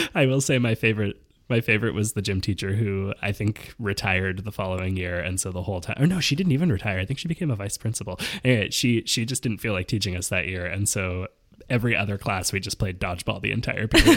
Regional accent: Vancouver, British Columbia, Canada; moved away; also born or lived in Montreal; I grew up in Vancouver uh-huh. and then in Montreal.

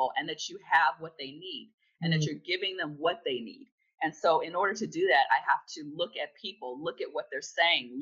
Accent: California, United States; also born or lived in South Florida; now in Florida, United States; I'm from California, born and raised in California

